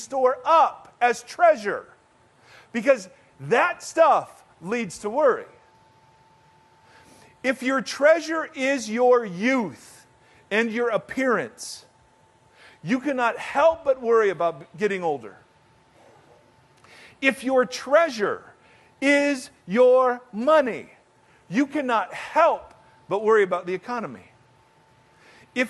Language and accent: English; United States; As an American